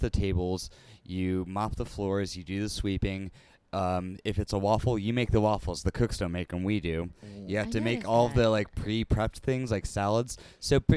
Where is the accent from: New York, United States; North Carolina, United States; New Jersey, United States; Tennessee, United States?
North Carolina, United States; Wilmington; moved away as an adult; now in Los Angeles, United States; my hometown, Wilmington, North Carolina.